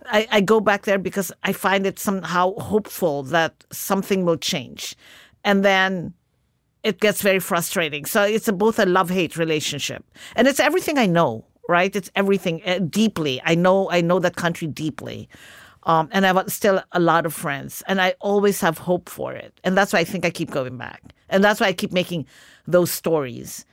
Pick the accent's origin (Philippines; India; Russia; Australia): Philippines; moved away; Growing up in the Philippines.